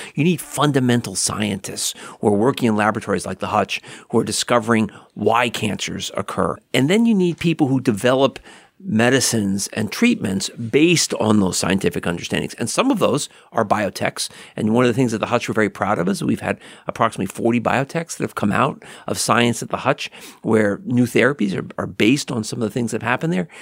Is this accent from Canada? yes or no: no; Hackensack, New Jersey, United States; I grew up in Hackensack, New Jersey